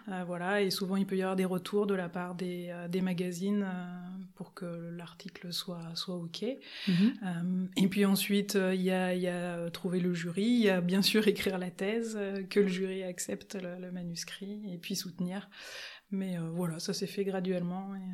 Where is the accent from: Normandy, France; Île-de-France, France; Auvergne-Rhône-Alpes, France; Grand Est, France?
Auvergne-Rhône-Alpes, France; Lyon; also born or lived in Valence; now in Grenoble, France; j'ai commencé par grandir sur Lyon et puis j'ai passé euh, une bonne partie de mon enfance euh, à Valence euh, avant de revenir sur Lyon